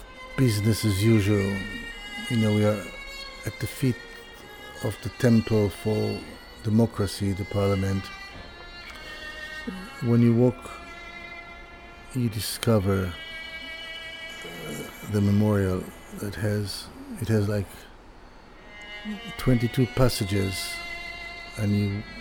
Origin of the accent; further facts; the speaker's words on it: Tel Aviv, Tel Aviv District, Israel; moved away as an adult; now in United Kingdom; I'm an Israeli. I'm from Tel Aviv. I built my world and my view of the world in Israel